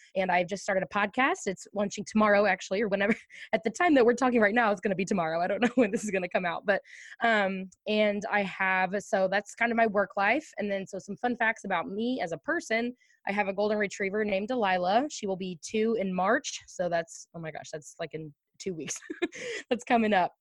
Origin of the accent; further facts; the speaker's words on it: Ashland, Missouri, United States; I was born and raised in Ashland, Missouri, on a beef cattle farm